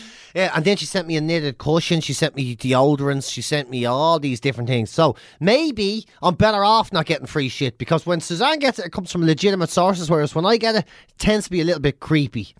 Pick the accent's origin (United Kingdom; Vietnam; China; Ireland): Ireland; Irish people can't forget